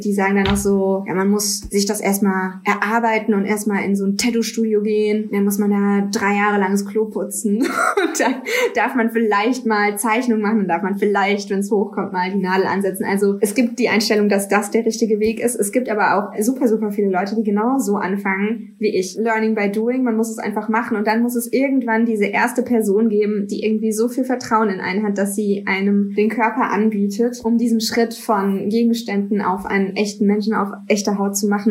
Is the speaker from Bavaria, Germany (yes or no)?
no; near Stuttgart, between the Black Forest and Stuttgart, Baden-Württemberg, Germany; moved away as an adult; now in Cologne, Germany; Ich komme aus der Nähe von Stuttgart, zwischen Schwarzwald und Stuttgart eigentlich. So ein ganz kleines 300 Seelen Kuhkaff